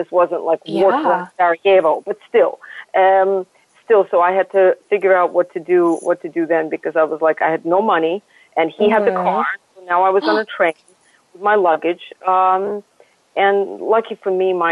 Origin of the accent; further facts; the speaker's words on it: Saint Petersburg, Russia; also born or lived in Lawrence, Kansas / Rome / London / Dallas; now in New York, United States; I grew up in Russia where I never saw anybody who was any other color other than white